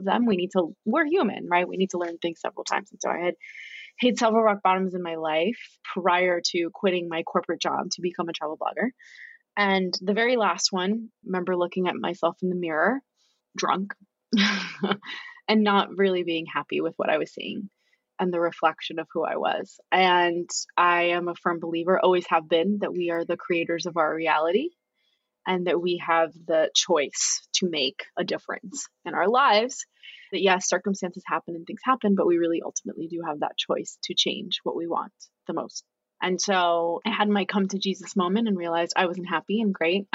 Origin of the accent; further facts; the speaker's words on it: West New York, New Jersey, United States; moved away; also born or lived in Australia; we're from New Jersey, like Hoboken, West